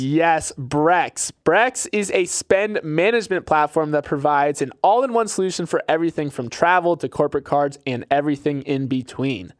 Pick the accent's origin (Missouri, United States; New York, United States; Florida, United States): Florida, United States; my home state of Florida